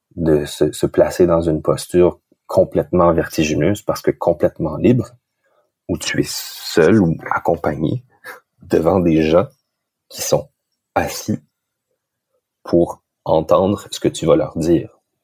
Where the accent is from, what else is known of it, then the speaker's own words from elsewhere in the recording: Moncton, New Brunswick, Canada; je venais de Moncton